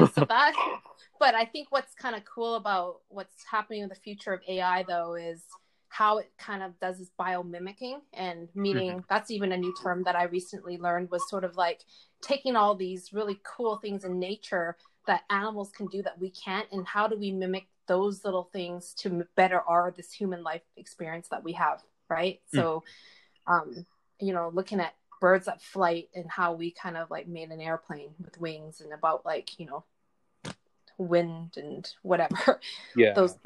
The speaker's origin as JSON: {"language": "English", "country": "Canada", "tie": "born or raised there", "said": "I grew up Chinese, but I was born in Canada here, so North America"}